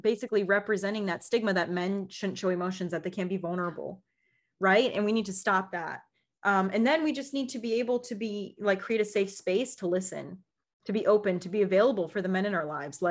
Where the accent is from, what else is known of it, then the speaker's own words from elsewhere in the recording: Midwest, United States; I grew up in the Midwest